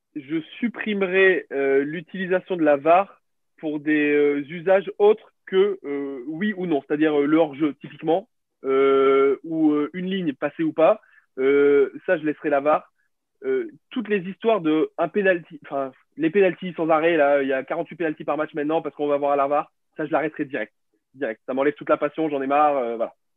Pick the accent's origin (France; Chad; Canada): France; Béziers, Occitania; j'ai grandi, euh, grandi à Béziers, euh, à côté de Montpellier